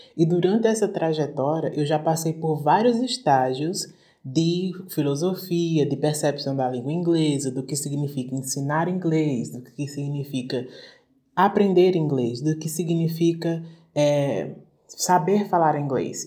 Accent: Brazil; a gente está aqui no Brasil, está aprendendo inglês como língua internacional, da nossa, a partir dessa nossa perspectiva de termos português como

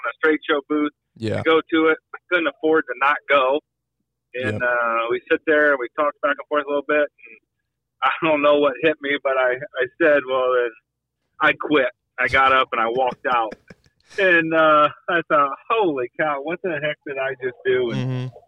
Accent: Hicksville, Ohio, United States; I'm from Hicksville my whole life. I graduated high school in 1997.

